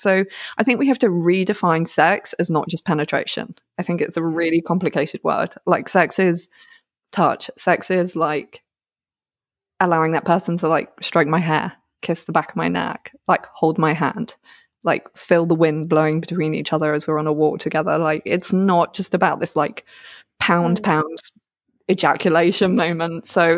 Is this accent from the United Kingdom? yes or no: yes; United Kingdom; As a British person, I'm like, oh, thank you very much.